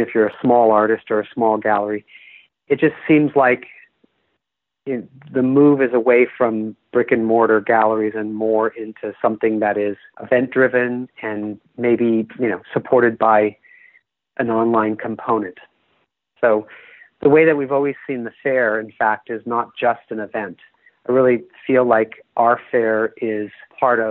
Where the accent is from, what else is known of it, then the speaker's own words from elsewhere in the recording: Bay Area, California, United States; I'm from the Bay Area